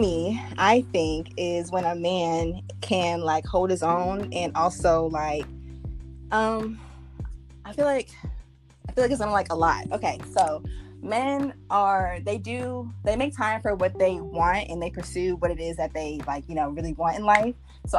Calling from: Maryland, United States; I'm calling from Maryland.

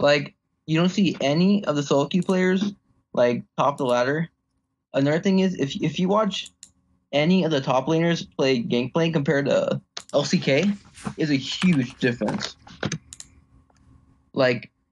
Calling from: Lubbock, Texas, United States; I'm calling from Texas Lubbock in university

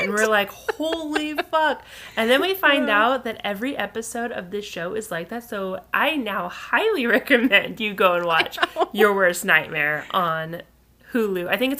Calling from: Rhode Island, United States; because I'm actually recording from Rhode Island. What's up? What's up, Rhode Island?

